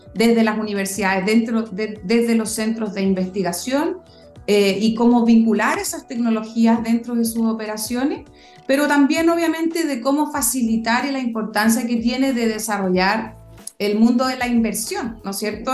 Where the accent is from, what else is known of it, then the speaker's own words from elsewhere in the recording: Chile; moved away as an adult; also born or lived in Europe / London, United Kingdom / United States; yo me fui de Chile muchos años, 17 años estuve fuera, eh, 8 años en Europa, 9 años en Estados Unidos